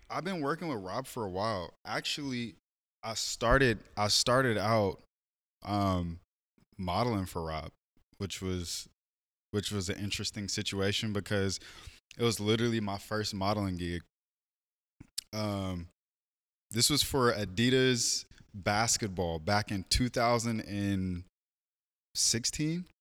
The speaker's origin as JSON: {"language": "English", "town": "Portland", "region": "Oregon", "country": "United States", "tie": "born or raised there", "said": "born and raised in Portland, October third, nineteen ninety-two."}